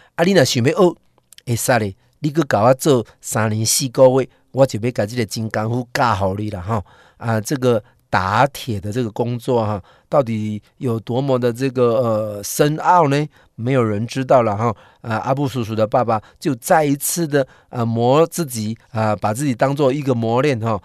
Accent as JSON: {"language": "Chinese", "country": "Taiwan", "said": "我们台湾人却是对自己的人是这样"}